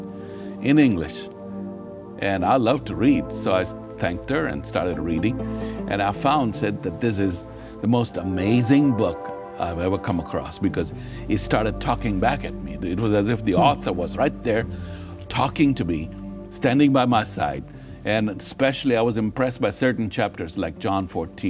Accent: Kenya; I was born in Kenya, Africa, of Hindu parents

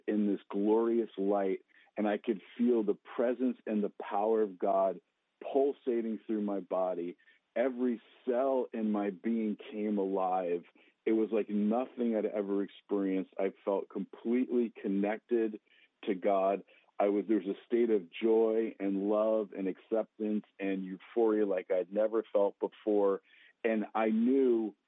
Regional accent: New Jersey, United States; I grew up in the Holy Land, New Jersey, where there are more Jews than in Jerusalem.

